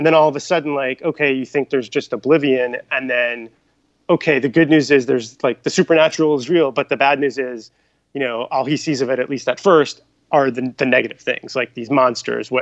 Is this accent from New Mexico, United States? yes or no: no; New York, United States; moved away as an adult; now in Los Angeles, United States; I'm originally from New York. I live in LA now.